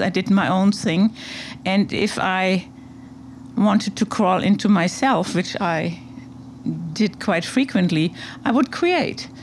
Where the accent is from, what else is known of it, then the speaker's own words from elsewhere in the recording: Hamburg, Germany; moved away as an adult; also born or lived in Berlin / Colombia / New York; now in Montauk, United States; that's where I grew up in Hamburg